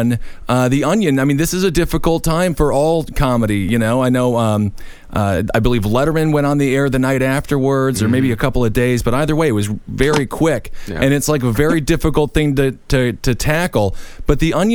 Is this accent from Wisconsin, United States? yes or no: yes; Wisconsin, United States; we're both from Wisconsin